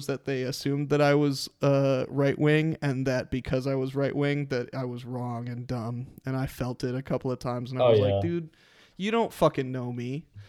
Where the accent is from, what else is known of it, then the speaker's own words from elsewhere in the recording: Texas, United States; I hated going up to Illinois and working during the summer because I was from Texas